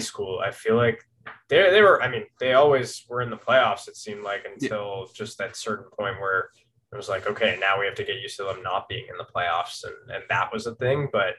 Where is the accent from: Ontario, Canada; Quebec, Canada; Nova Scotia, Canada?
Ontario, Canada; Toronto; Yeah, I am from Toronto. I've grown up in Canada, in Toronto specifically, or just north of the city kind of all my life.